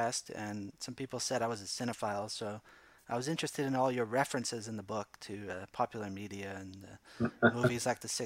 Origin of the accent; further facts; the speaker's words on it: Canada; I was born in Canada